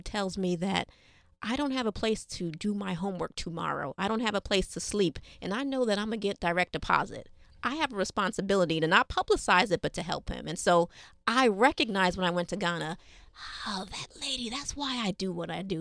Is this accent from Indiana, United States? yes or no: no; New York City, New York, United States; Being born and raised here in New York City